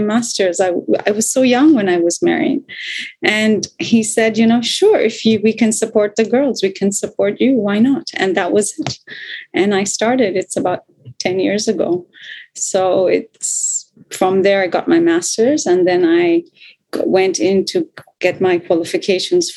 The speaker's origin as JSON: {"language": "English", "region": "Bangkok", "country": "Thailand", "tie": "born or raised there", "also_born_or_lived": "India / Los Angeles", "said": "I live in Bangkok, Thailand, which is in Southeast Asia. And this is really my home where I live most of my life."}